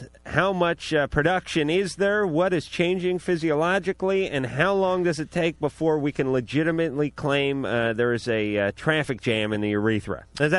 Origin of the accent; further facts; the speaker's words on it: New York, United States; Listen, I'm from New York. That gives me a license to be an a-hole, and everyone will forgive me because I'm from New York.